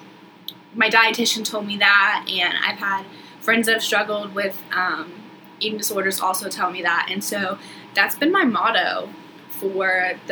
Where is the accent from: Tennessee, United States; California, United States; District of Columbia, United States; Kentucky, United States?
Tennessee, United States; Chattanooga; also born or lived in South Georgia, United States; now in Charleston, United States; I grew up in South Georgia and moved to Chattanooga, Tennessee when I was about in third grade. You know, went to elementary school, high school, middle school, all the good stuff there